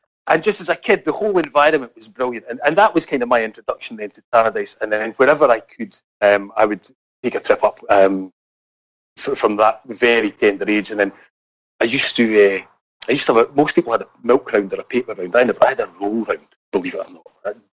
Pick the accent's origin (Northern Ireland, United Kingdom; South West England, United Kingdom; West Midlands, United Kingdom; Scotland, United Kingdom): Scotland, United Kingdom; Kinghorn; also born or lived in Dundee; I was born in Dundee, but moved at an early age down to Kinghorn in Fife.